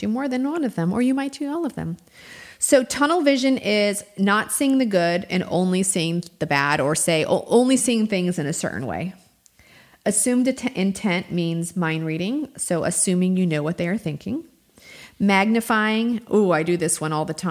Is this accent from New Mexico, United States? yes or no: yes; New Mexico, United States; now in Georgia, United States; I'm from New Mexico